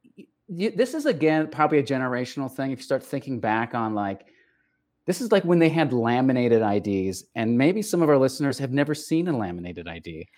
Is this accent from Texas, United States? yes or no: yes; El Paso, Texas, United States; I was raised in El Paso, Texas, which is on the border with Mexico